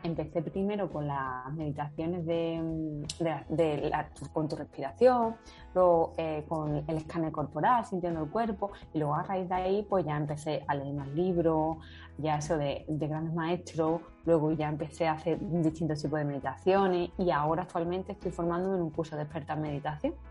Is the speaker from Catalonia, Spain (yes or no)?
no; Seville, Andalusia, Spain; also born or lived in Madrid; yo soy sevillana